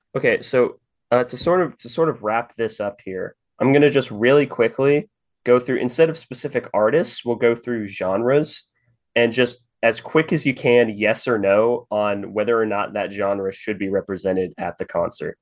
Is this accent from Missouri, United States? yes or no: yes; Kansas City, Missouri, United States; moved away; it's my hometown